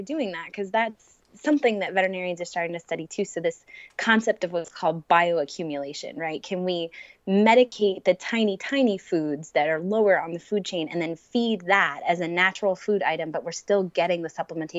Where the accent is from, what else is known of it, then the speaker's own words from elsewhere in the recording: New Jersey, United States; I'm from New Jersey